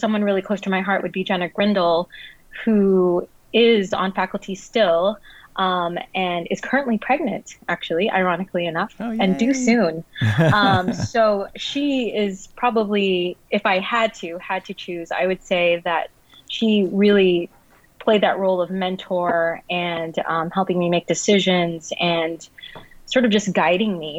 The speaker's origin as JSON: {"language": "English", "region": "Southern California", "country": "United States", "said": "I am from Southern California"}